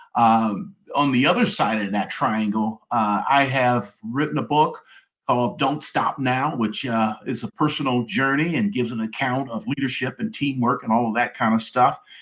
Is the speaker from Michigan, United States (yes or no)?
yes; Detroit, Michigan, United States; moved away as an adult; now in Atlanta, United States; That's where I was born and raised in the Detroit area